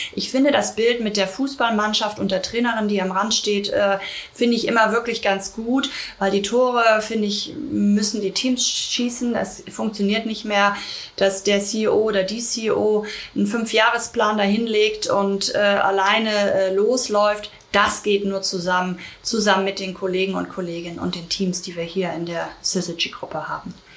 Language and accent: German; Germany; also born or lived in London; bei uns in Deutschland